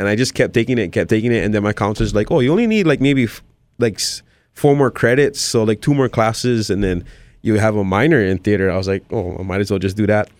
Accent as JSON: {"language": "English", "region": "Hawaii", "country": "United States", "tie": "born or raised there", "said": "born and raised here"}